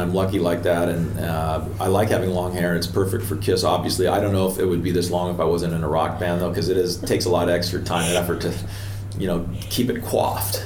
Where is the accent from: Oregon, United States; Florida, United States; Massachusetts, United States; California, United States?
Oregon, United States; Portland; moved away as an adult; also born or lived in Los Angeles; I grew up in Portland, Oregon.